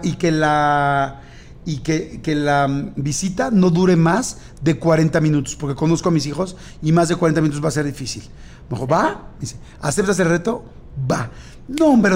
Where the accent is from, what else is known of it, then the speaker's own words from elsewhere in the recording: Mexico; somos mexicanos